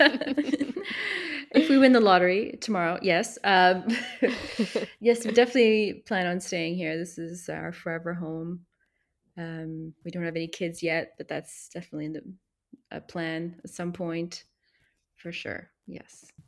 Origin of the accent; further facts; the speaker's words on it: Montreal, Quebec, Canada; moved away as an adult; also born or lived in Provence, France; now in Mollégès, France; Well, I'm from Montreal. I'm actually English from Montreal